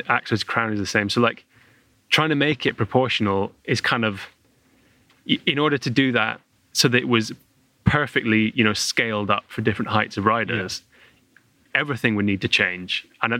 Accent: United Kingdom; we're British

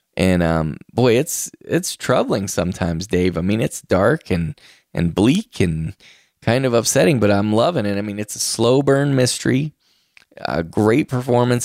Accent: Moundsville, West Virginia, United States; my hometown. It's in Moundsville, West Virginia.

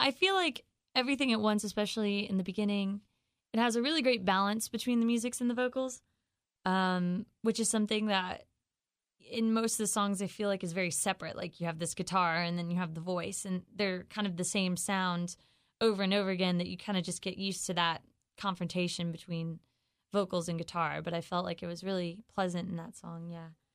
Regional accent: Raleigh, North Carolina, United States; I'm from Raleigh.

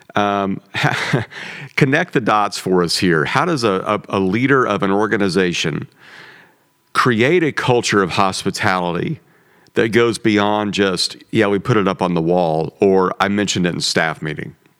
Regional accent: Midwest, United States; the food I grew up on in the Midwest

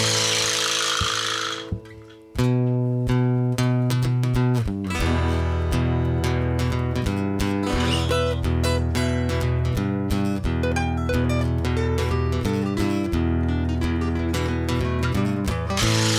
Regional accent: Canada

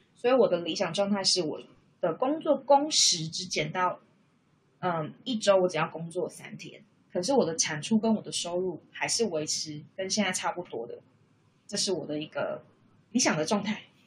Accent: Taiwan; moved away as an adult; now in Canberra, Australia; 那是因为我的另外一半就是他，他不是台湾人，所以他跟我当然就是异国恋情嘛，因为我们两个来自不同的国家，不同的文化背景

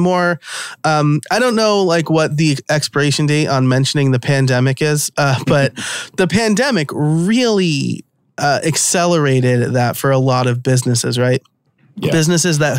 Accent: New York, United States; accent: New York; my New York accent might come out from time to time

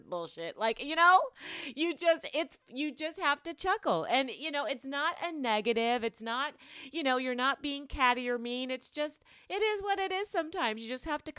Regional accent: Las Vegas, Nevada, United States; I'm from Vegas

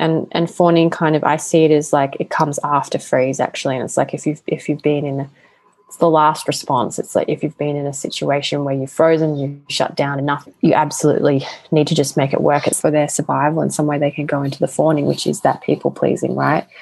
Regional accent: Australia; accent: Australian; with my Australian accent

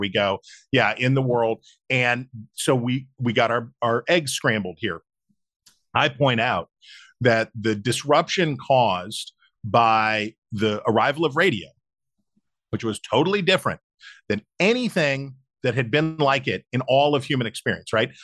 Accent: West Virginia, United States; my home state of West Virginia

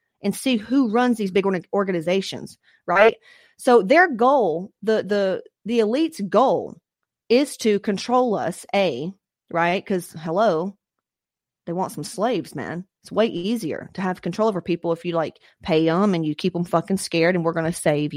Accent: Atlanta, Georgia, United States; I grew up in Atlanta

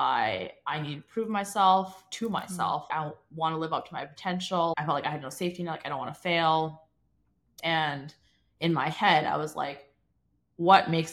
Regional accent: Toronto, Ontario, Canada; I grew up in Toronto. My parents still live in the same house that I was born in.

